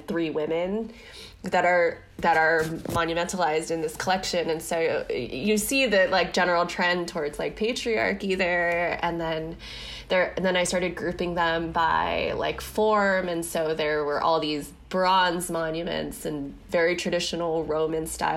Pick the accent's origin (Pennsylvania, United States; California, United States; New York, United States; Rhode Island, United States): California, United States; Los Angeles; moved away as an adult; now in San Francisco Bay Area, United States; I'm from Los Angeles, and I've been living in the Bay now for, I think, like 7 years